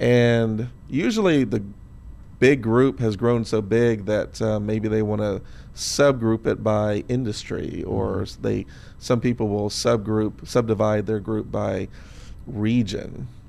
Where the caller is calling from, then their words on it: Seattle, Washington, United States; I'm following you from Seattle, so I'm going to join your subgroup of all your Seattle listeners.